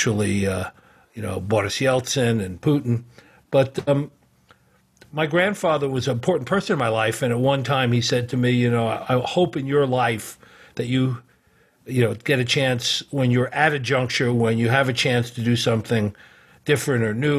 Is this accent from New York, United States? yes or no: yes; New York City, New York, United States; moved away as an adult; also born or lived in Ohio / Moscow, Russia; from being born in Bronx Hospital in New York City. But I grew up in New York